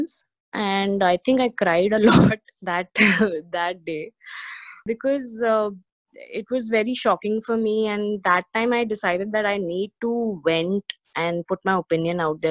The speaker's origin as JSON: {"language": "English", "country": "India", "said": "I'm an Indian woman"}